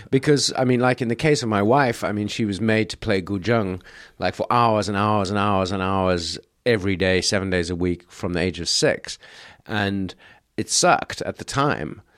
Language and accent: English; South Africa; now in China; I grew up in South Africa